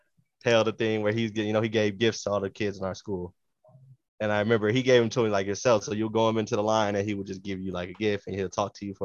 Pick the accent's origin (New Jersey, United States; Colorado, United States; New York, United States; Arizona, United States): Arizona, United States; Phoenix; I grew up in Phoenix